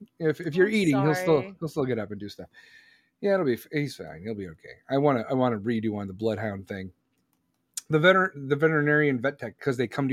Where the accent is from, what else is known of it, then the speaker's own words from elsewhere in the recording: Chicago, Illinois, United States; I am from Chicago, Mama Bear. I am from Chicago. Chicagoland.